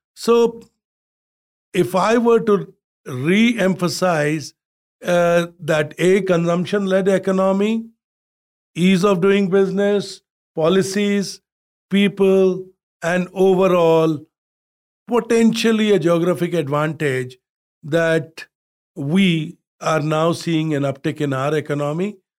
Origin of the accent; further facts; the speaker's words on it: India; from where I grew up in India, where the average temperature was forty Celsius